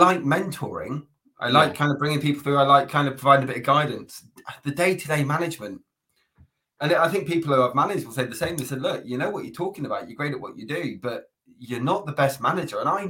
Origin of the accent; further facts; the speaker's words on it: Plymouth, South West England, United Kingdom; moved away as an adult; now in Birmingham, United Kingdom; I'm originally from Plymouth. So I grew up there for 20 years